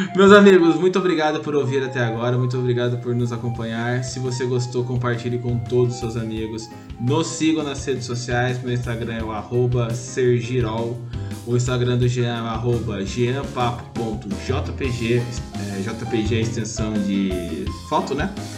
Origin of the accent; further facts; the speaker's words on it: Taubaté, São Paulo, Brazil; eu sou de Taubaté